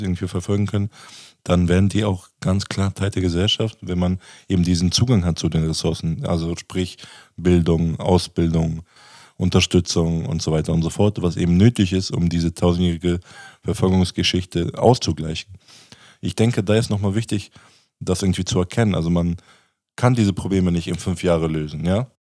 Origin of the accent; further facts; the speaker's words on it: Germany; Ich bin ja in Deutschland geboren